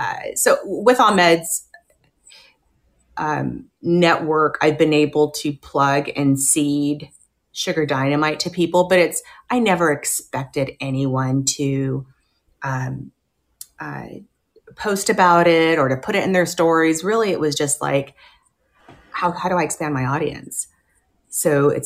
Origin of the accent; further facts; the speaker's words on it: Riverside, California, United States; we're from Riverside, California, super small town.